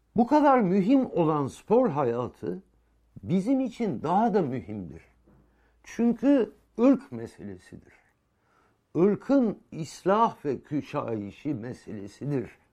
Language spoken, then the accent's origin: Turkish; Turkey; ben burada doğmuşum. Ee, bilmem ne kadar zaman atalarım burada doğmuş. Ben buranın vatandaşıyım